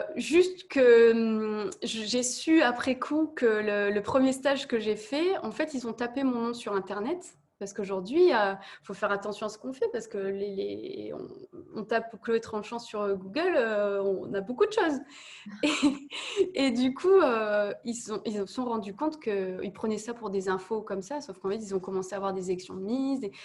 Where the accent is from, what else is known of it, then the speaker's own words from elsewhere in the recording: Nord-Pas-de-Calais, Hauts-de-France, France; j'ai fait les petites élections à côté de chez moi, et puis je suis arrivée à l'élection de Miss Nord-Pas-de-Calais